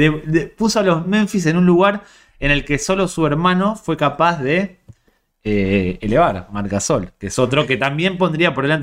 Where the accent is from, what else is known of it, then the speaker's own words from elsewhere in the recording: Spain; Acá me pongo en modo soy española que quieres que te gane